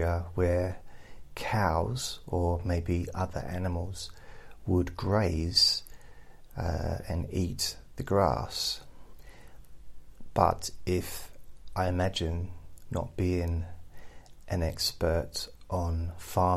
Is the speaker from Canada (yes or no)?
no; England, United Kingdom; as an English person